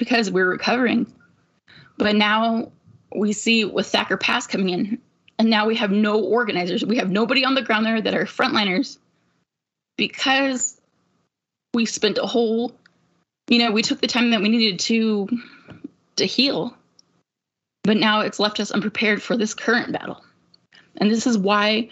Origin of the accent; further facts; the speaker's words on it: United States; I come from the Duck Valley Shoshone Paiute Reservation